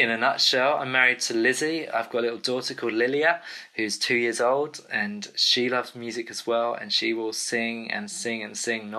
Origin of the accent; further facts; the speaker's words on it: England, United Kingdom; accent: English; now in Cambridge, United Kingdom; So as you can tell, I'm from the UK. My English accent kind of gives me away, doesn't it?